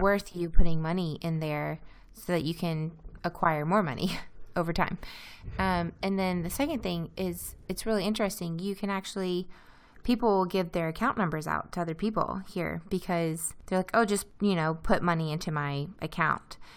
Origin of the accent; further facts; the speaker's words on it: Louisiana, United States; moved away as an adult; also born or lived in Iowa; now in Izmir, Turkey; my hometown in Louisiana